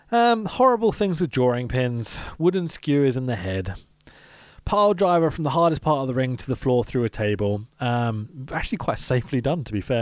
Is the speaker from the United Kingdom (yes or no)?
yes; United Kingdom; I'm British.